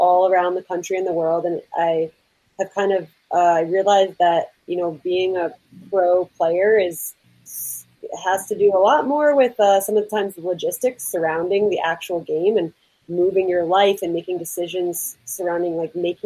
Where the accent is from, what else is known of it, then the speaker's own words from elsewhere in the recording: New Jersey, United States; I'm from North Jersey originally